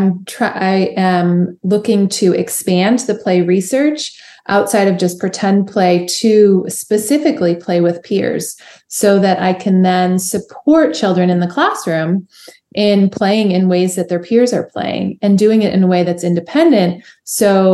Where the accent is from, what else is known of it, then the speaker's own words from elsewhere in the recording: Chicago, Illinois, United States; moved away as an adult; also born or lived in Nashville, Tennessee; I'm from Chicago originally